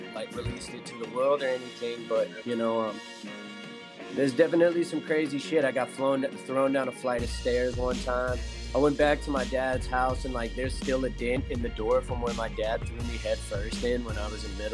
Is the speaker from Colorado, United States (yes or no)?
yes; Estes Park, Colorado, United States; I'm originally from Estes Park, Colorado, so I grew up like in the middle of nowhere, Midwest